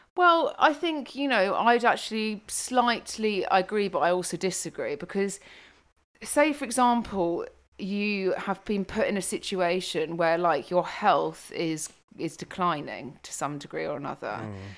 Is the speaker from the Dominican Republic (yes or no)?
no; United Kingdom; moved away as an adult; now in Africa; being British, moving to Africa.